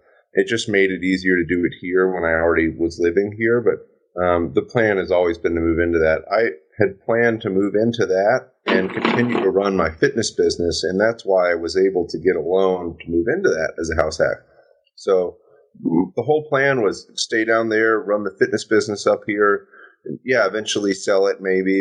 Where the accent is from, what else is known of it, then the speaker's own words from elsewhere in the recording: Louisville, Kentucky, United States; moved away; I'm from Louisville, Kentucky. I know it like the back of my hand. My father's a real estate agent there.